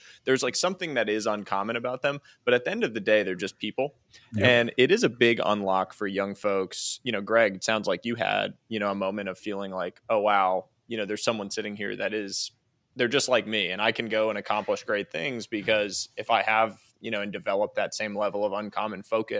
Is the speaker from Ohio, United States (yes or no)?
no; Boston, Massachusetts, United States; I'm a Boston guy, so I have to ask you about this. I grew up in Boston and cheering for the Patriots